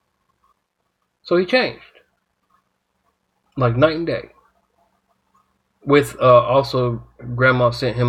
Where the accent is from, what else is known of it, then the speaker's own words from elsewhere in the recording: United States; as an American